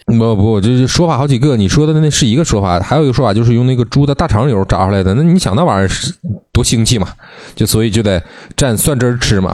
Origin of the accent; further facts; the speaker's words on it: Northeast China, China; 咱们作为东北人